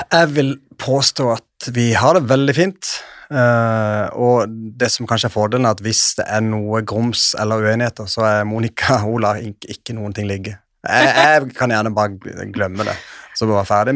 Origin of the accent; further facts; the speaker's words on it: Sørlandet, Norway; Jeg er jo en ekte sørlending